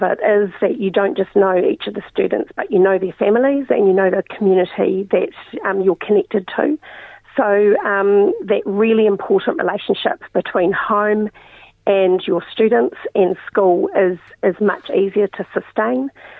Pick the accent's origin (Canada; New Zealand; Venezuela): New Zealand; New Plymouth, Taranaki; But growing up in New Plymouth was... you know, typical, very relaxed, you know, you biked everywhere, you didn't have curfews, and small community, very much an arts community.